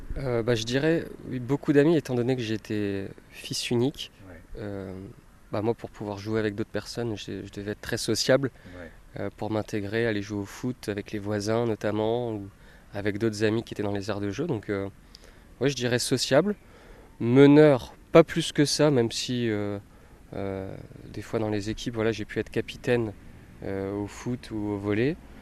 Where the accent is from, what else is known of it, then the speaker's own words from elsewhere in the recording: Metz, Grand Est, France; originaire de Metz, j'ai grandi en Moselle